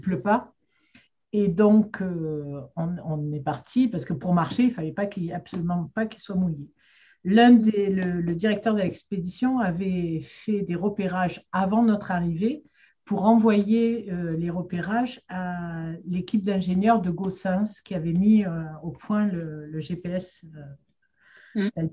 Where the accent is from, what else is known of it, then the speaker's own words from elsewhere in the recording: Marseille, Provence-Alpes-Côte d'Azur, France; j'ai grandi à Marseille